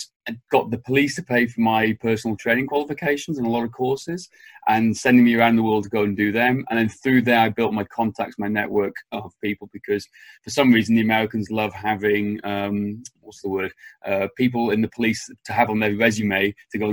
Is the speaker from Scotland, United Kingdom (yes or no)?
no; Wales, United Kingdom; moved away; I'm from Wales, back in the UK originally. I'm actually currently in Wales on my parents' farm